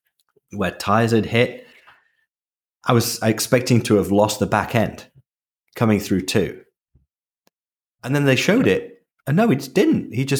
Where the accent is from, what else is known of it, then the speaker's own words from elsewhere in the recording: United Kingdom; I'm British